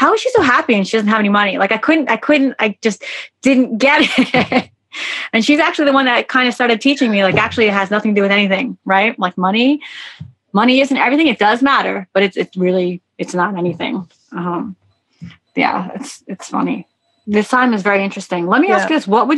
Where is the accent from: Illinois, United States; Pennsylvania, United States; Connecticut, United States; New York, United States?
New York, United States; moved away as an adult; also born or lived in Miami Beach; I'm a New Yorker